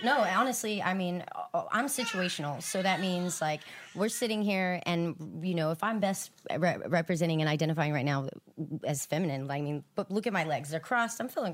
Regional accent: Houston, Texas, United States; moved away as an adult; also born or lived in Abilene, Texas / Austin, Texas; now in Los Angeles, United States; I grew up in South Houston, um, born in Abilene but I moved out from Austin

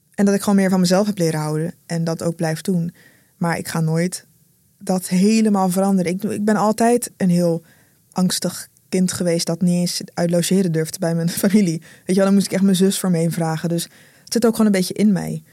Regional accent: Rotterdam, South Holland, Netherlands; first language Dutch; Ik groeide op in Rotterdam

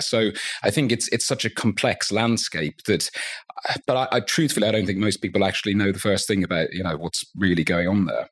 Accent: Dublin, Leinster, Ireland; I grew up in Dublin.

